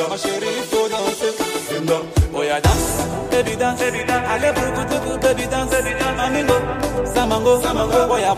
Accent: Germany; now in Ethiopia; ich komme ursprünglich aus Deutschland und bin jetzt in Afrika unterwegs

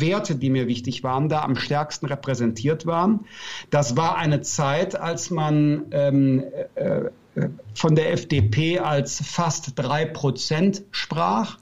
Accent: Bergisches Land, North Rhine-Westphalia, Germany; Ich komme aus dem Bergischen Land, das ist nordöstlich von Köln

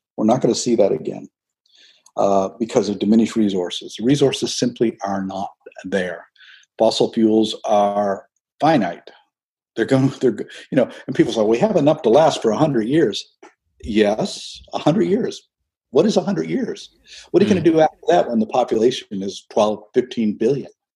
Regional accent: St. Andrews, New Brunswick, Canada; moved away; I was raised in an Eastern Canadian fishing village

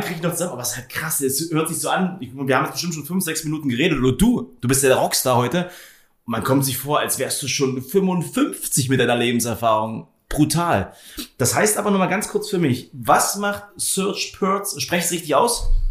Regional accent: Potsdam, Brandenburg, Germany; ich als Potsdamer Pflanze

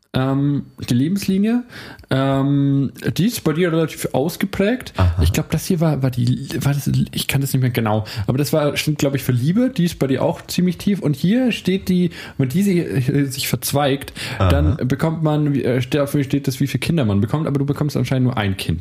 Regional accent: Nuremberg, Bavaria, Germany

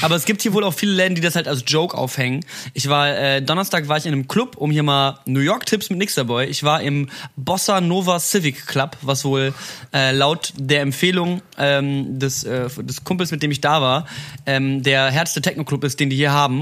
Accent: Berlin, Germany; ich bin aus Berlin

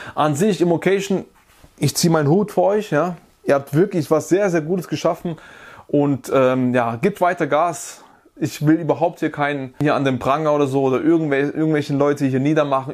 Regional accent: Germany; bei uns in Deutschland

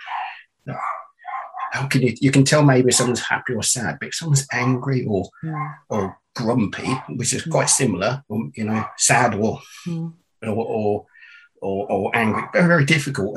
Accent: Northamptonshire, East Midlands, United Kingdom; I'm from the UK, from England, and born and raised in Northamptonshire, which is the middle of England

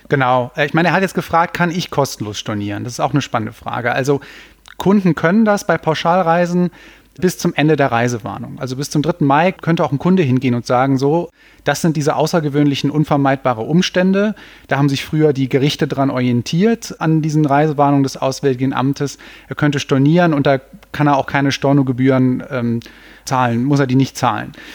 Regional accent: Cologne, North Rhine-Westphalia, Germany; ich komme ja aus Köln, da gibt's diesen schönen Spruch, man kennt sich, man hilft sich

